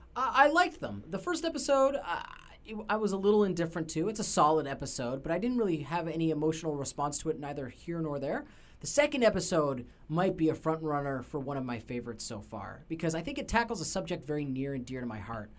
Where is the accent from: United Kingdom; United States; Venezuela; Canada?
Canada; we're Canadian